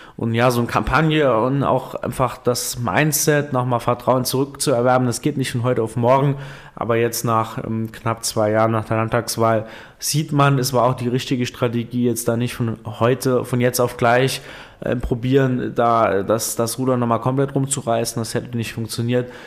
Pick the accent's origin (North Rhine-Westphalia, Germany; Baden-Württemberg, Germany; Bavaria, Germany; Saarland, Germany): Saarland, Germany; bei uns im Saarland